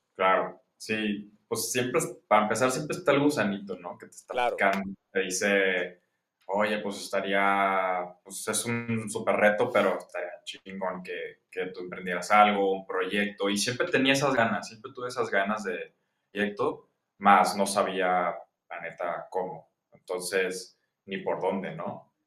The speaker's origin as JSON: {"language": "Spanish", "town": "Guadalajara", "region": "Jalisco", "country": "Mexico", "said": "soy ingeniero industrial, soy de Guadalajara, ya treintón"}